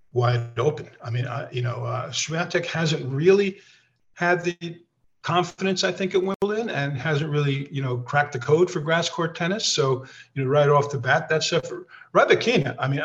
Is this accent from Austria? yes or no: yes; Austria; now in United States; That comes from actually I'm from Austria, actually, to Hungarian parents.